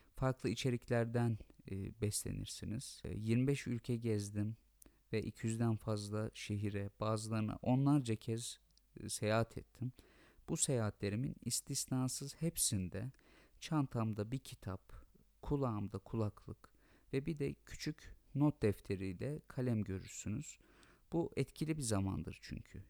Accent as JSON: {"language": "Turkish", "country": "Turkey", "said": "ben Türk'üm ve e, Türkiye Cumhuriyeti vatandaşı olmaktan gurur duyuyorum"}